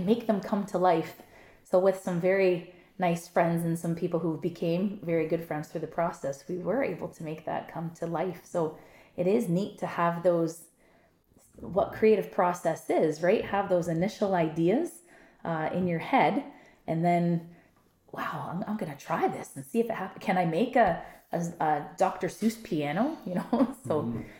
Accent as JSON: {"language": "English", "town": "Niagara Falls", "region": "Ontario", "country": "Canada", "moved": "yes", "said": "We've both said we're from Niagara Falls. I love Niagara Falls. I still go back to visit frequently. My family still lives there."}